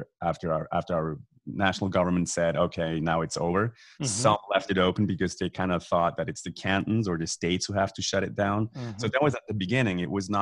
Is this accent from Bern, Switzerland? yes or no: yes; Bern, Switzerland; first language Swiss German; English is a second language